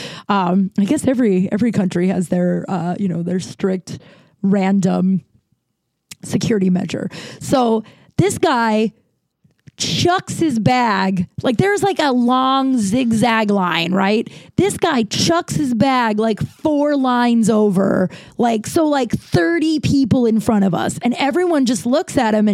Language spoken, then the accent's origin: English; United States; I'm from America